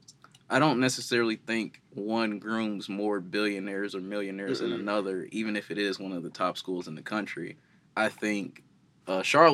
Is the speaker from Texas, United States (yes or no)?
no; East Chicago, Indiana, United States; growing up in East Chicago, or, you know, being from East Chicago, Gary area